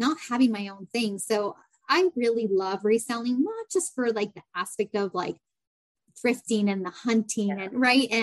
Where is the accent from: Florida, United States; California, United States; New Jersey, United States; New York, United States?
California, United States; San Diego; moved away as an adult; also born or lived in Boston area; I'm originally from San Diego, and that's where my family is